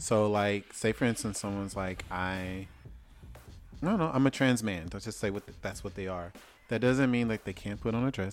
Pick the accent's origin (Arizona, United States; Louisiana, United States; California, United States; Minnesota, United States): Louisiana, United States; moved away; I'm from Louisiana.